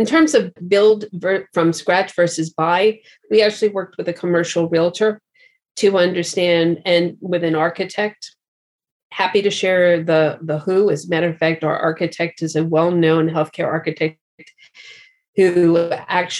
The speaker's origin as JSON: {"language": "English", "region": "New York", "country": "United States", "tie": "born or raised there", "also_born_or_lived": "Boston / San Francisco", "moved": "yes", "said": "having grown up in New York and having gone to school in Boston"}